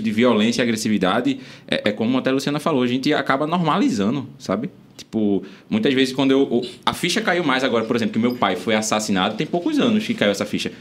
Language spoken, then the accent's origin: Portuguese; Recife, Pernambuco, Brazil; eu sou nascido e criado no Ibura, adoro meu, meu bairro lá, o Ibura.